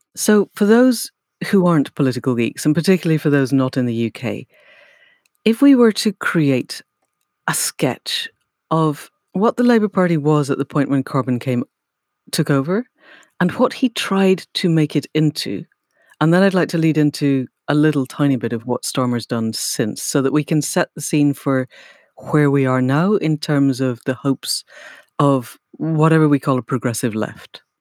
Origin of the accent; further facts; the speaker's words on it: Scotland, United Kingdom; I grew up in Scotland